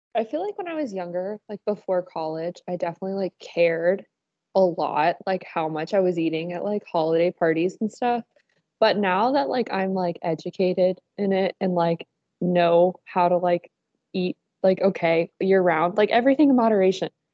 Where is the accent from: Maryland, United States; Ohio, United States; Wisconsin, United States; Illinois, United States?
Ohio, United States; Dayton; I'm from Dayton